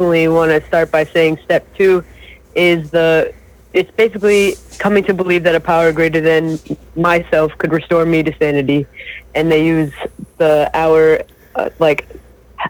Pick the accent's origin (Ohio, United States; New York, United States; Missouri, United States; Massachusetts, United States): Massachusetts, United States; Springfield; also born or lived in Towson, Maryland; I'm from Springfield, Massachusetts